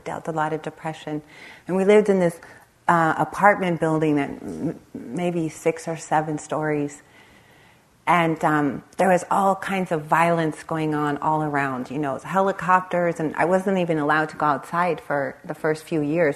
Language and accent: English; Los Angeles, California, United States; I grew up in the Los Angeles area, right on the Compton Long Beach border